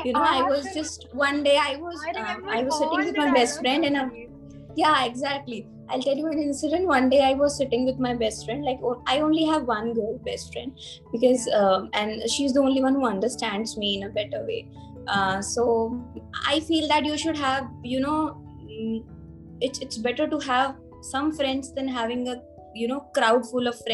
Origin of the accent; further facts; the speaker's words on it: Varanasi, Uttar Pradesh, India; I am from Varanasi